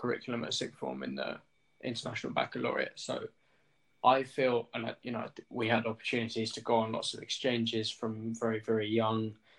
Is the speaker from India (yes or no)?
no; England, United Kingdom; I'm an English male in a class that is in a school 2 minutes from where I live, kind of.